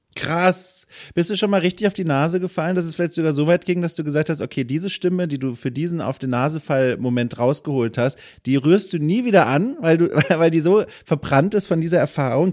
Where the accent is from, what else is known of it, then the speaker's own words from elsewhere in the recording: Franconia, Bavaria, Germany; accent: Franconian; now in Northern Germany; ich komme aus Franken und manchmal hört man das und dann äh, sind da schon so ein paar Dialektaltlasten mit dabei.